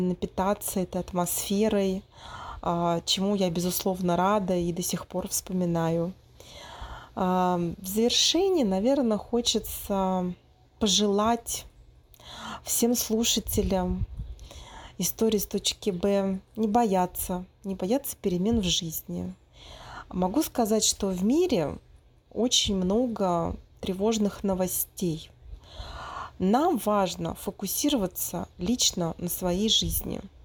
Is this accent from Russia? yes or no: yes; Moscow, Russia; moved away as an adult; now in Brazil; мой родной город, в России, в Москву, потому что я четыре года прожила в Бразилии